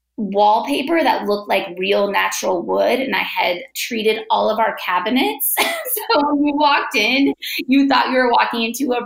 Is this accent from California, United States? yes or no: yes; Bay Area, Northern California, United States; I am born and raised in the Bay Area, Northern California.